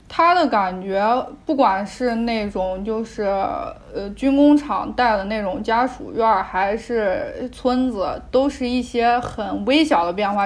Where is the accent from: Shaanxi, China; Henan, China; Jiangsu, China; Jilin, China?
Shaanxi, China; Xi'an; 我基本上从小到大都是在西安长大